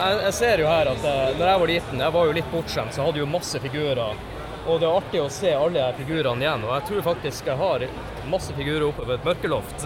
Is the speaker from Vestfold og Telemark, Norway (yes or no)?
no; Tromsø, Troms, Norway; min hjemby Tromsø.